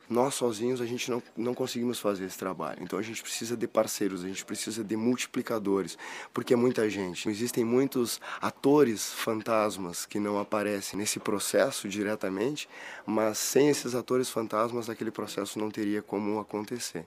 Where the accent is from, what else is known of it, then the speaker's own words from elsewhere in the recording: Rio Grande do Sul, Brazil; Viemos do Rio Grande do Sul